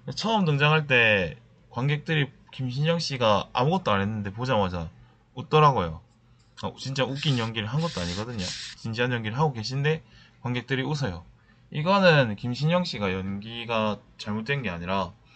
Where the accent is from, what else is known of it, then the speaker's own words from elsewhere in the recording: Busan, South Korea; now in Seoul, South Korea; 저는 사실 고향이 부산이니까